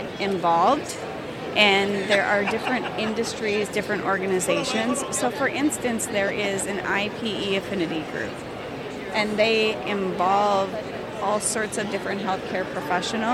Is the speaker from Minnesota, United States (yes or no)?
yes; Minnesota, United States; I am from Minnesota. We get a lot of snow